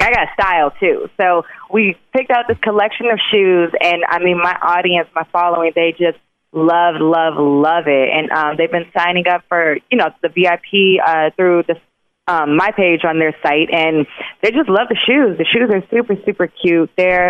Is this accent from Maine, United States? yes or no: no; Chicago, Illinois, United States; Like, yeah, I'm from Chicago. I'm a tattoo artist.